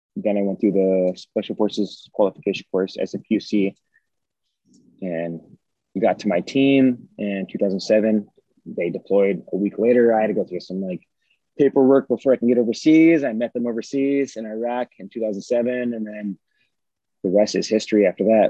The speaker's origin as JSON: {"language": "English", "country": "United States", "tie": "born or raised there", "said": "I grew up here in the United States of America"}